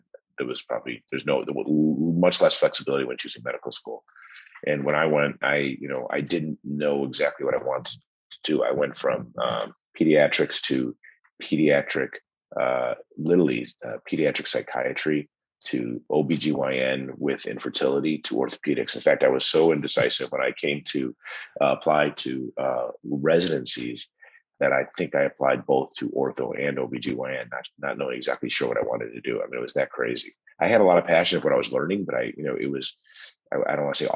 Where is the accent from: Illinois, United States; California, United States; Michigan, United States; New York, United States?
Illinois, United States; Chicago; I grew up in Chicago, in the northern suburbs of Chicago